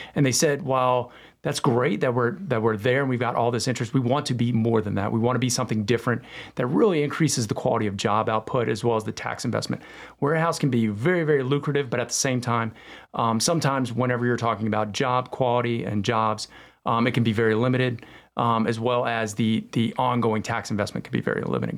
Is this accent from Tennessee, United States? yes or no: no; Hickory, North Carolina, United States; also born or lived in South Florida; now in Cornelius, United States; my hometown, Hickory, North Carolina, was kind of like my place